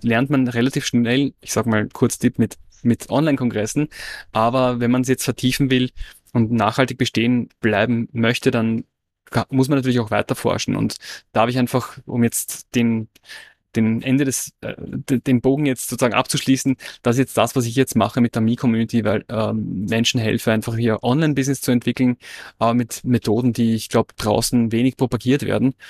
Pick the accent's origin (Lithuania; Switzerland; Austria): Austria; moved away; ich hatte in Österreich eine Werbeagentur